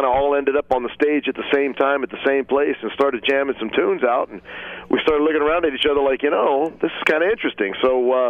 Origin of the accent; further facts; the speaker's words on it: Cleveland, Ohio, United States; also born or lived in Akron, Ohio / Detroit, Michigan; I was born in Akron, Ohio, but I grew up. School time was in Cleveland, and summers were spent at my grandmother's up in Detroit